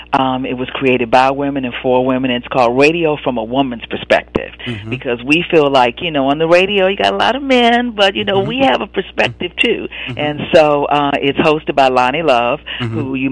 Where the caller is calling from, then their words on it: Washington, District of Columbia, United States; I'm calling in from Washington, D.C.